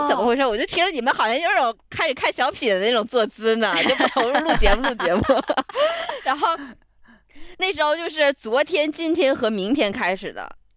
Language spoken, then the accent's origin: Chinese; Northeast China, China; 我来自东北家庭